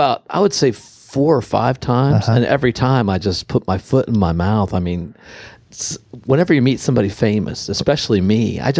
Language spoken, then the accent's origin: English; Ireland; I'm an Irishman.